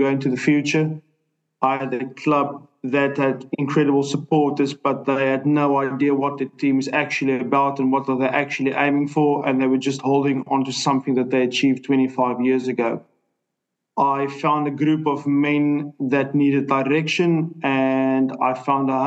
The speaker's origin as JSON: {"language": "English", "country": "South Africa", "also_born_or_lived": "Ireland", "moved": "as an adult", "said": "will always, always, always back my home country. I'm a South African"}